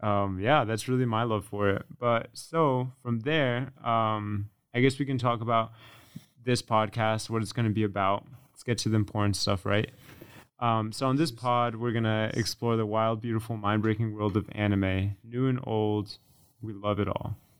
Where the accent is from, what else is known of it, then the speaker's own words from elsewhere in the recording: Connecticut, United States; also born or lived in Florida; I'm from Connecticut, um, even though I lived in Florida